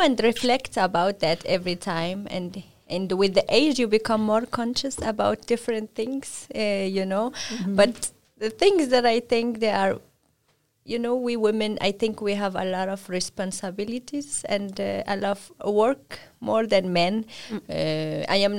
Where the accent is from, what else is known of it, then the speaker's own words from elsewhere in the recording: Morocco; I am from Morocco